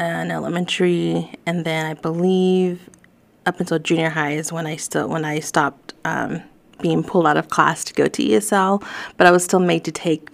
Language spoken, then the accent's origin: English; Fayetteville, Arkansas, United States; English is a second language; Growing up in Fayetteville, being predominantly white